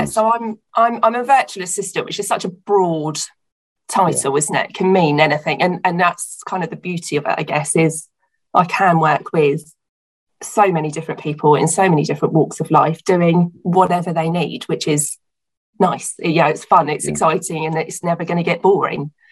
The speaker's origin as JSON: {"language": "English", "area": "Hampshire", "region": "South East England", "country": "United Kingdom", "tie": "born or raised there", "said": "I grew up um, in Hampshire, so between Southampton and Portsmouth down on the coast"}